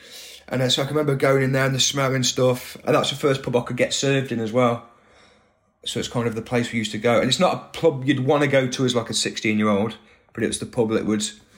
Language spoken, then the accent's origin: English; Atherstone, West Midlands, United Kingdom; Atherstone, yeah. So I was born in Nuneaton. That's the nearest hospital. Same hospital as Ken Loach.